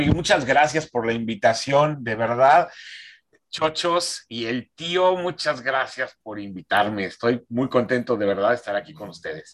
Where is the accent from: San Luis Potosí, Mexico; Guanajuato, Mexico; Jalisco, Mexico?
San Luis Potosí, Mexico; moved away as an adult; now in Monterrey, Mexico; yo nací en San Luis Potosí, este, me vengo a Monterrey a estudiar la carrera de cine